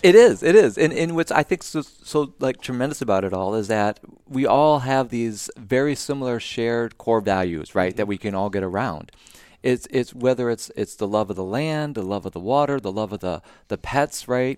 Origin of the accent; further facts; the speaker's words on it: Southeast Michigan, United States; moved away; grew up in Southeast Michigan